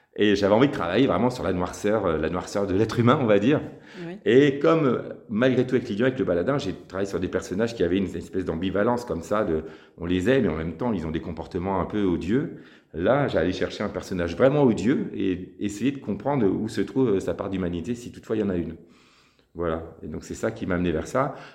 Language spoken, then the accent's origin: French; Lille, Hauts-de-France, France; moved away as an adult; also born or lived in Paris; je suis originaire de Lille